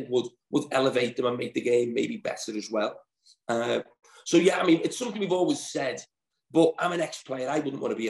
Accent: Liverpool, North West England, United Kingdom; I was born in Alderay

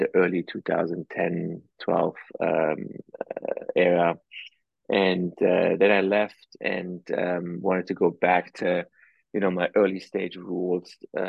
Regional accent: Germany; moved away as an adult; also born or lived in East Coast, United States; now in United States; For most of my life, I grew up in Germany

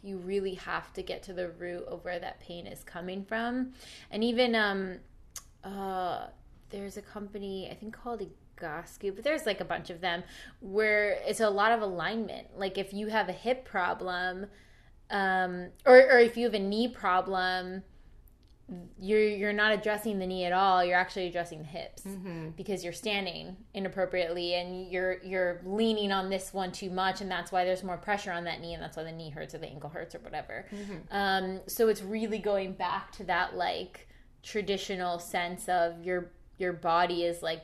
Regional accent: South Brunswick, New Jersey, United States; now in Los Angeles, United States; my hometown, even like suburb of New Jersey

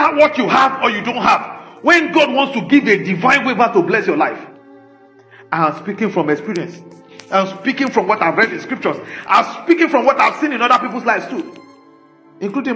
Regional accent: Nigeria; we didn't make ourselves Nigerians. We were just born like

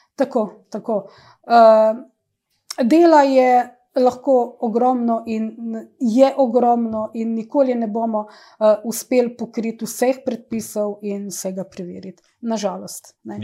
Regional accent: Idrija, Slovenia; moved away as an adult; also born or lived in Ljubljana / Rajlovac, Sarajevo; rojena sem v Idriji, natančno v tem stanovanju, kjer uh, zdaj tudi živim

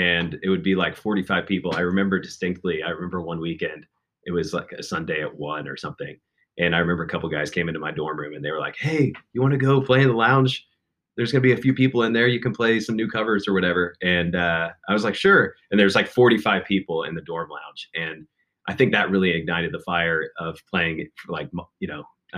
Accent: Chillicothe, Ohio, United States; moved away; also born or lived in Lexington, Kentucky; from Chillicothe. That's my hometown

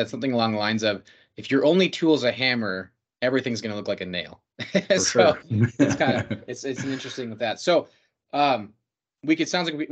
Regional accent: Minnesota, United States; I'm from Minnesota

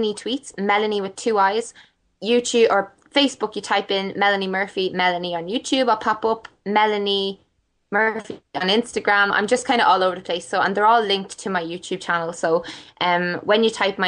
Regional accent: Ireland; I'm Irish

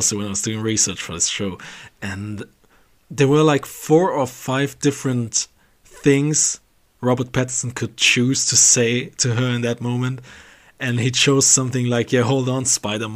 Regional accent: Germany; English is a second language; we are from Germany

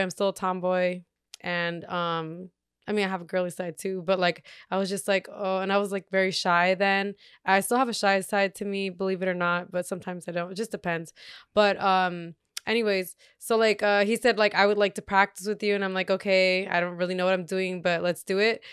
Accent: Torrance, California, United States; also born or lived in Redondo Beach / Gardena; I lived in Gardena, uh, when I was born, all the way until I was four, and then once, when I was still four years old, we moved to Torrance

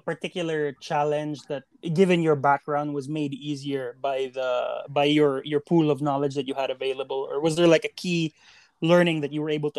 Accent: Cebu City, Central Visayas, Philippines; born or raised there

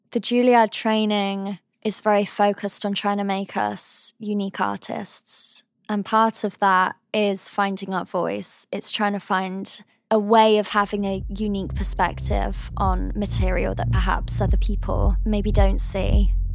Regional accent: the Cotswolds, South West England, United Kingdom; moved away as an adult; also born or lived in Cheltenham; now in New York, United States; I was born in Cheltenham, but I come from a very small town in the Cotswolds

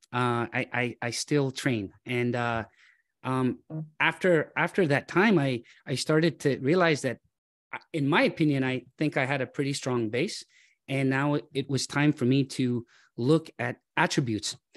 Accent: Toronto, Ontario, Canada; I grew up in Scarborough, uh, Nielsen and Shepherd area.

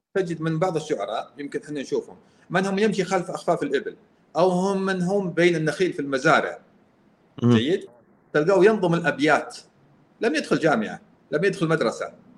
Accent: Al-Qassim, Saudi Arabia; انا قصيمي

